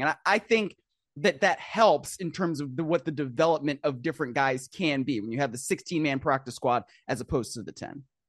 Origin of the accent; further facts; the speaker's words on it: Cleveland, Ohio, United States; I grew up in Cleveland